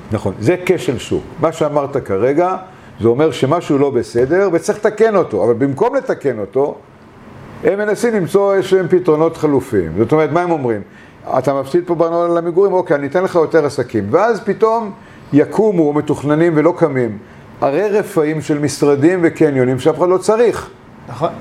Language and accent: Hebrew; Bat Yam, Tel Aviv District, Israel; also born or lived in Argentina; אנחנו באנו לבת ים והיינו, גרתי, לא שלא תאמין, בשיכון עולים, באלי כהן 16